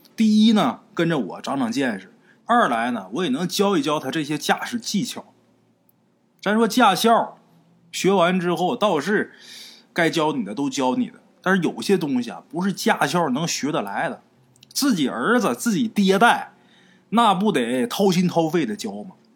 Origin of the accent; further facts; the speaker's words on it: Haicheng, Liaoning, China; 我们老家，海城